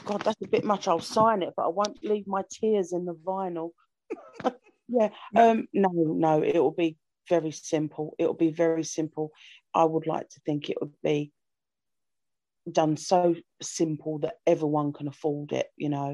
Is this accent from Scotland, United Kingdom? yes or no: no; London, United Kingdom; I'm from London